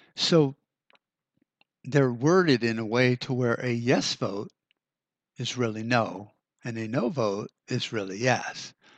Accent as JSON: {"language": "English", "country": "United States", "said": "the decisions we get to make as Americans"}